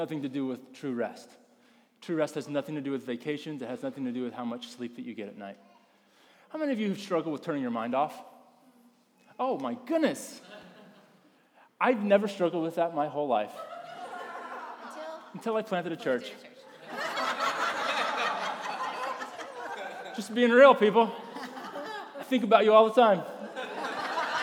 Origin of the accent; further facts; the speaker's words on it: North Carolina, United States; I grew up in the South, in the North Carolina region of the United States